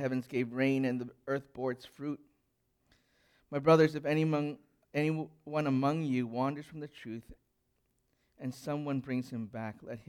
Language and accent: English; Alberta, Canada; I grew up in Alberta